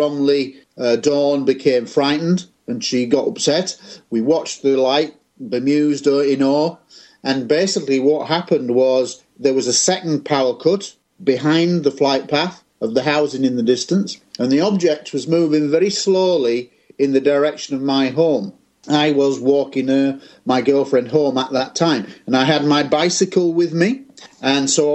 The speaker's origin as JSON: {"language": "English", "town": "Scunthorpe", "region": "Yorkshire and the Humber", "country": "United Kingdom", "tie": "born or raised there", "said": "I was aged 15 in my hometown of Scunthorpe in Lincolnshire in England"}